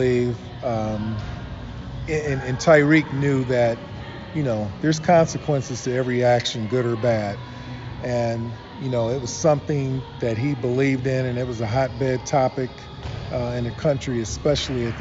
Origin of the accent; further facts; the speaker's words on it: Akron, Ohio, United States; I was born in Akron, Ohio